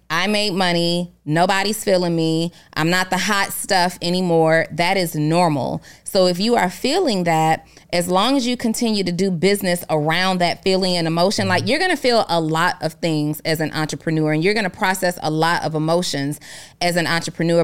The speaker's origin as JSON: {"language": "English", "town": "New Orleans", "region": "Louisiana", "country": "United States", "tie": "born or raised there", "said": "my childhood growing up in New Orleans."}